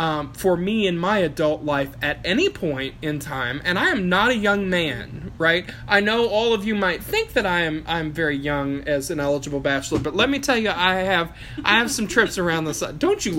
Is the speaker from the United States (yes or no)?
yes; Appalachia, United States; Like, I come from Appalachia.